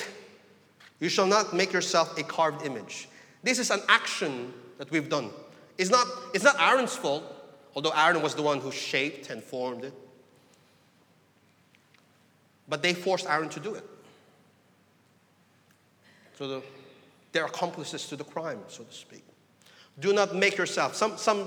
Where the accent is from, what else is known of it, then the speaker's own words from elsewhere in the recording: Philippines; I come from the Philippines, you know, a very religious people